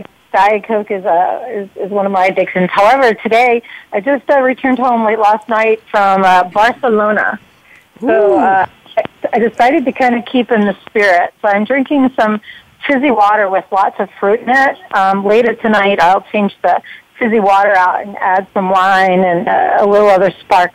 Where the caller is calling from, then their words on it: Irvine, California, United States; I am calling from Irvine, California, which is in Orange C